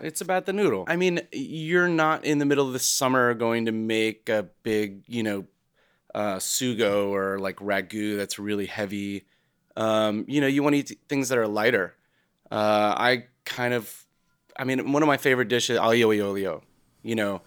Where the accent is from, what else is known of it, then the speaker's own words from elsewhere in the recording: United States; growing up as an American